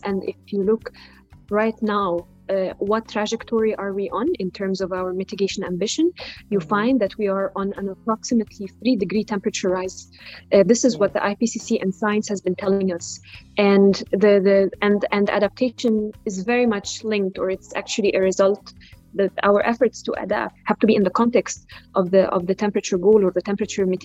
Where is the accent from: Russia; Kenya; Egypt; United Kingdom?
Egypt; I'm from Egypt